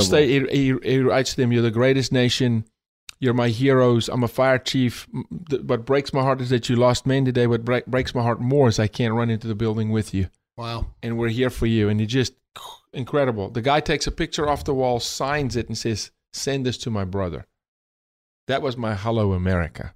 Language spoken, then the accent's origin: English; South Africa; moved away as an adult; now in United States; born and raised in South Africa, the first 28 years of my life when I immigrated